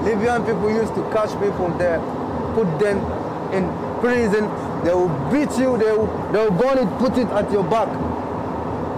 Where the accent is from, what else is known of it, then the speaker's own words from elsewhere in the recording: Northern Nigeria, Nigeria; moved away as an adult; I'm from northern Nigeria